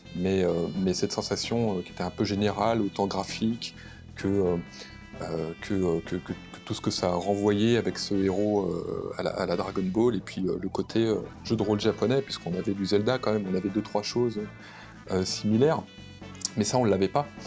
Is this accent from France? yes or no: yes; France; on est, des Occidentaux, on est des, Français